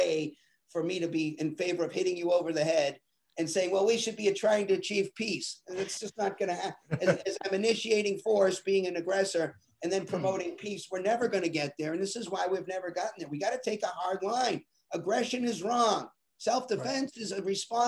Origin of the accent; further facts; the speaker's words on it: Boston, Massachusetts, United States; I'm from Boston, and everybody in my family and everybody I knew was a Democrat